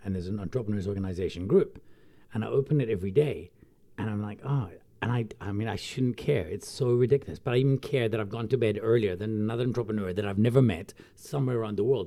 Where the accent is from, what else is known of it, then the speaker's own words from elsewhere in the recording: Glasgow, Scotland, United Kingdom; now in South Africa; I come from Glasgow